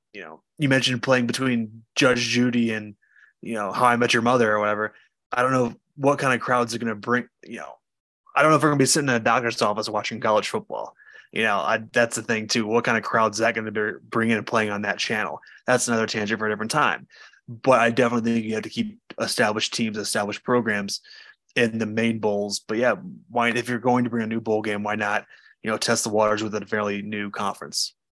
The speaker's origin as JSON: {"language": "English", "area": "Notre Dame country", "region": "Indiana", "country": "United States", "tie": "born or raised there", "said": "I grew up in Notre Dame country"}